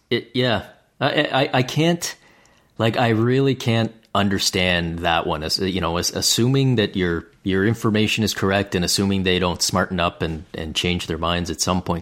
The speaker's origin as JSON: {"language": "English", "country": "Canada", "said": "as a Canadian"}